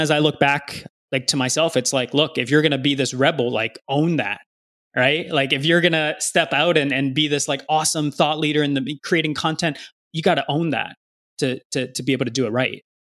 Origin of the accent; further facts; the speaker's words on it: California, United States; Dude, I grew up in California, man.